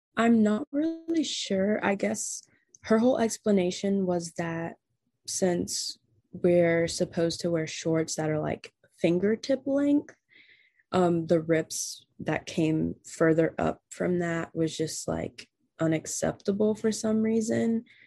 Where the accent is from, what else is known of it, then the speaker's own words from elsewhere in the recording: North Carolina, United States; I'm from North Carolina.